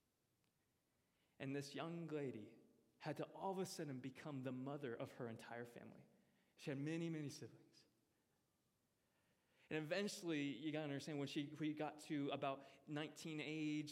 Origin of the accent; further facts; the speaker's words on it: Omaha, Nebraska, United States; moved away; also born or lived in Missouri; I am originally from Nebraska. Yes, I was actually born and raised in Omaha, Nebraska, but I did spend about 9 years in Missouri